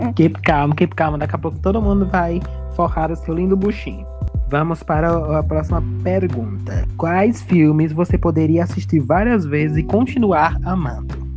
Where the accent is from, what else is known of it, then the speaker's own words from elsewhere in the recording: Juazeiro, Bahia, Brazil; A gente aqui vive no Nordeste, né? Nós somos da Bahia, da região norte da Bahia, Juazeiro, Bahia